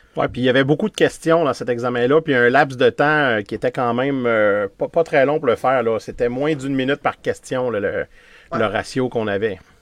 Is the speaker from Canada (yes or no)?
yes; Quebec City, Quebec, Canada; je viens de Québec